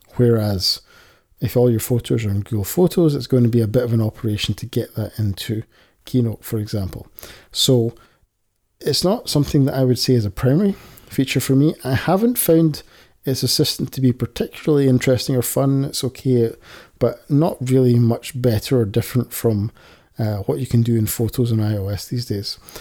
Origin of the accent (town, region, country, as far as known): Scotland, United Kingdom; accent: Scottish